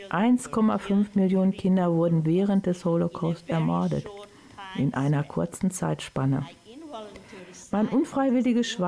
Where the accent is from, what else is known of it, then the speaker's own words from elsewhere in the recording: Oświęcim, Lesser Poland, Poland; born there; So wurde ich zum berühmten Baby geboren in Auschwitz, was bis heute auch in meinem Pass steht.